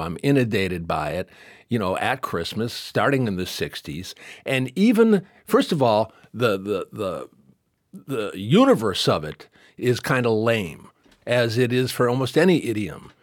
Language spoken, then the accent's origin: English; Detroit, Michigan, United States; I grew up in Detroit in the sixties when Motown was at its height